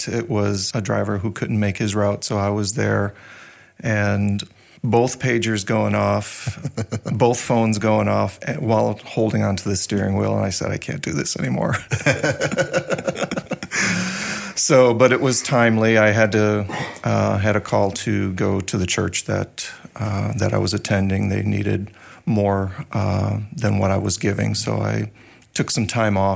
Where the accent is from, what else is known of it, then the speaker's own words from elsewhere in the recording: Chicago, Illinois, United States; I grew up in Chicago, born in Chicago, really close to the sounds of Wrigley Field.